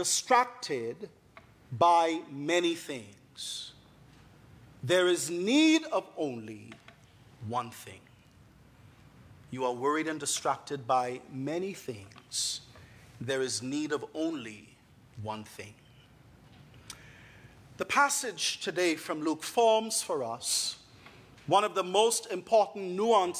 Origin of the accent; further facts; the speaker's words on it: Bahamas; moved away; I am from the beautiful island nation of the Bahamas.